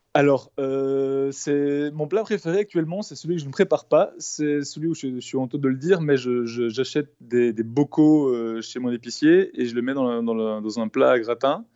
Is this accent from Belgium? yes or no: yes; Belgium; je suis belge